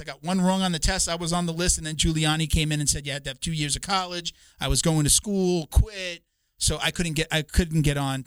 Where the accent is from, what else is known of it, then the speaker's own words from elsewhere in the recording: Long Island, New York, United States; growing up on Long Island, most young like boys like myself, you wanted to be a cop or a fireman